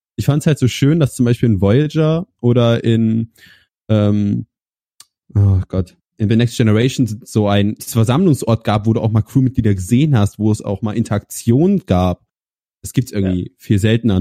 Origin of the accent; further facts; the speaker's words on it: Kassel, Hesse, Germany; ich komme aus Kassel, aus dem wunderschönen Kassel